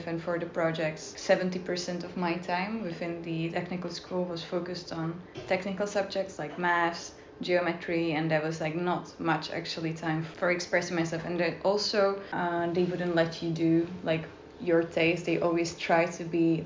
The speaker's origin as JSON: {"language": "English", "country": "Czechia", "also_born_or_lived": "Dundee, Scotland / Prague", "moved": "as an adult", "said": "originally from Czech Republic"}